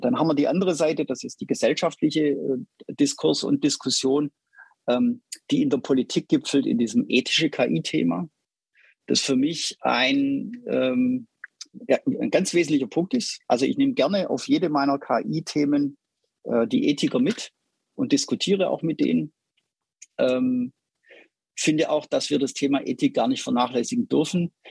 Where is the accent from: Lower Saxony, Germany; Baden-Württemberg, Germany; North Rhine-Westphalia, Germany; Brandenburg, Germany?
Baden-Württemberg, Germany; Stuttgart; ich bin in Stuttgart groß geworden. Man hört es, glaube ich, hin und wieder raus.